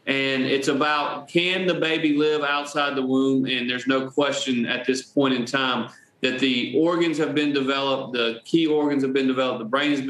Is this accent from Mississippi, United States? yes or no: yes; Florence, Mississippi, United States; I grew up in Florence, Mississippi, just southeast of Jackson